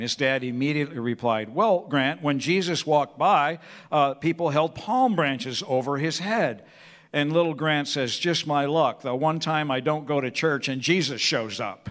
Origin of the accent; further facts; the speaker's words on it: Peoria, Illinois, United States; growing up on Evergreen Circle in Peoria, Illinois